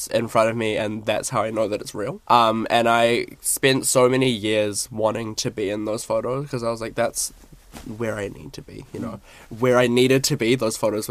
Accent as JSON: {"language": "English", "town": "Napier", "region": "Hawke's Bay", "country": "New Zealand", "tie": "born or raised there", "said": "They did an exhibition in my hometown. I'm from Napier, so small, small town vibes"}